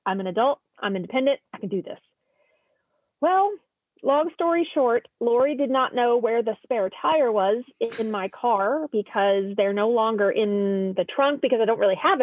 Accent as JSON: {"language": "English", "region": "Oklahoma", "country": "United States", "said": "I'm from Oklahoma. We're used to potholes."}